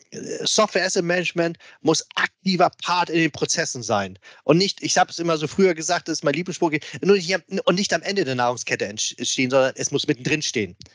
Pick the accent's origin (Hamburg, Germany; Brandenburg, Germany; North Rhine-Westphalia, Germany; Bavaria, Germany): Hamburg, Germany; Und äh, ich als alter Hamburger, du weißt es selbst, wir beide sind ja HSV-Fans. Ähm, ich als Hamburger, klar